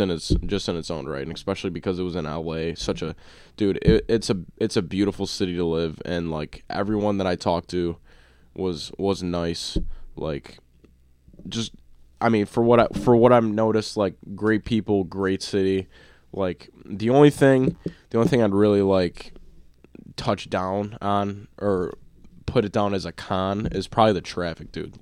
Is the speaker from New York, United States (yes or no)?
yes; Buffalo, New York, United States; we're from Buffalo.